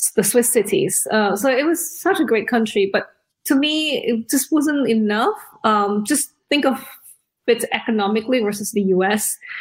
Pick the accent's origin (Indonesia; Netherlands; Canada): Indonesia; also born or lived in Australia; now in United Kingdom; I was born in Indonesia. We're like third generation there